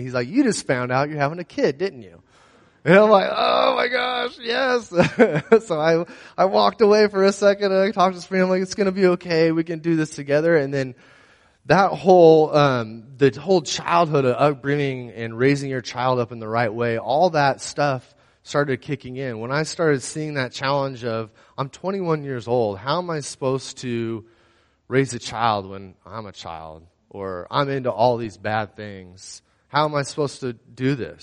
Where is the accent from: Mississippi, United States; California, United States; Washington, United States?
California, United States; San Luis Obispo County; also born or lived in Pismo Beach, California / Paso Robles, California; I was born and raised here in San Luis Obispo County